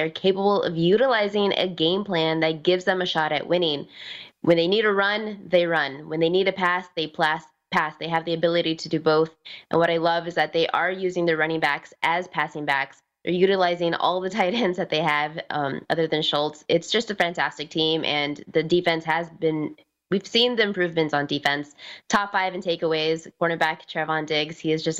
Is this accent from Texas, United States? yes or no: yes; Texas, United States; I'm born and raised in Texas